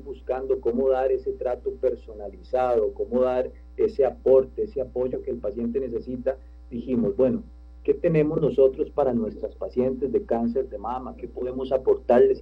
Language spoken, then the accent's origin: Spanish; Costa Rica; nosotros como costarricenses